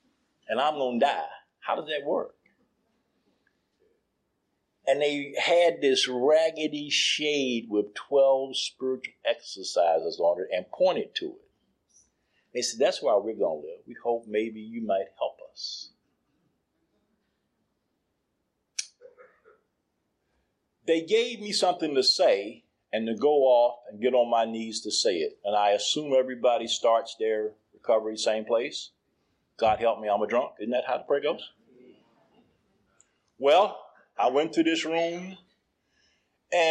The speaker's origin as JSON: {"language": "English", "town": "Durham", "region": "North Carolina", "country": "United States", "tie": "born or raised there", "moved": "yes", "lives_now": "Baltimore, United States"}